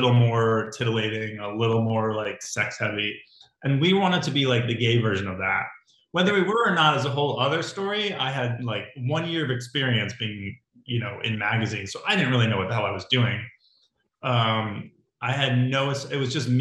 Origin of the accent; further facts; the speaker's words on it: Connecticut, United States; now in Los Angeles, United States; I'm from Connecticut and I've lived in Los Angeles for 26 years. So I'm an Angeleno at this point